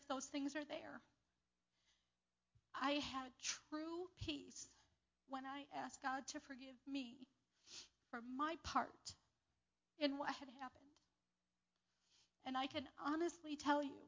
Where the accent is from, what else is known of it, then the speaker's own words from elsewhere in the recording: New York, United States; also born or lived in Lakota Indian Reservation; we came back to New York to live with my father